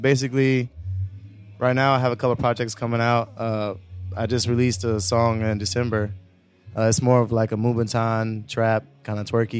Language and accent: English; Tampa, Florida, United States; born or raised there; also born or lived in Germany